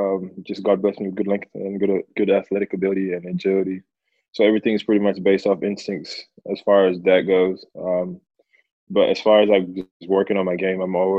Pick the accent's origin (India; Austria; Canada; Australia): Australia; Perth, Western Australia; now in Melbourne, Australia; I grew up in Perth, but I called Melbourne home